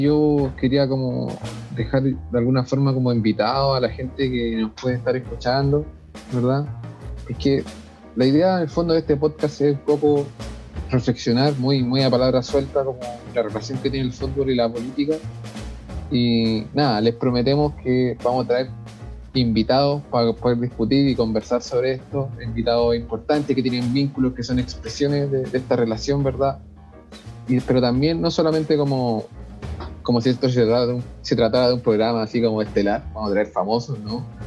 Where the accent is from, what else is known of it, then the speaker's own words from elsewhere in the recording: Puente Alto, Santiago Metropolitan Region, Chile; yo soy de Puente Alto